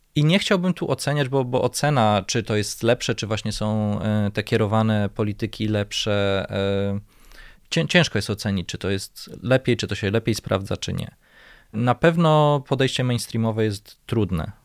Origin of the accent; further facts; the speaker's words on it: Warsaw, Masovian Voivodeship, Poland; będąc warszawiakiem od urodzenia, mieszkając w tym mieście